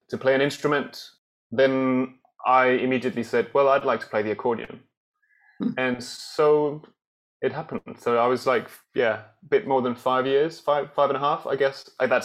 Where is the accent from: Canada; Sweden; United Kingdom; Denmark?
Denmark; Allerød, Capital Region of Denmark; I grew up in Denmark in a sort of suburb town to Copenhagen called Allerød